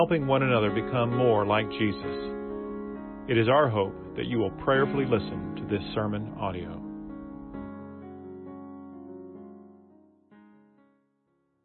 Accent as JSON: {"language": "English", "town": "Sumter", "region": "South Carolina", "country": "United States", "tie": "born or raised there", "said": "my hometown of Sumter, South Carolina"}